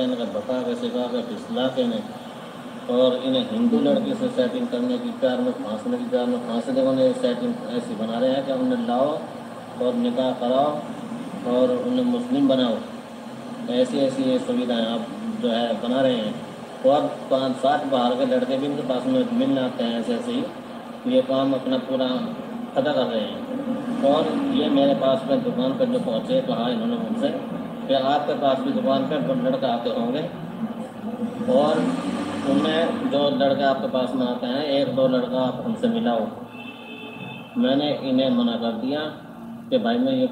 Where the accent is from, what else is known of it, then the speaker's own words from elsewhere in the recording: India; मैं गाँव हडवाड़े का रहने वाला हूँ